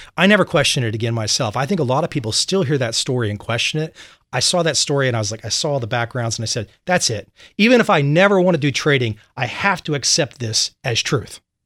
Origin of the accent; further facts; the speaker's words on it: Vienna, Virginia, United States; moved away; also born or lived in London / Saigon; I grew up in Vienna, Virginia, right outside Quantico